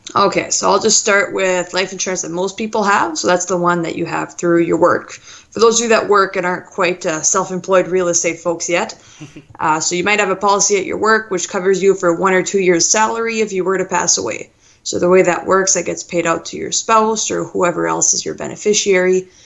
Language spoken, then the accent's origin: English; Thunder Bay, Ontario, Canada; I'm from Thunder Bay, so up north in Ontario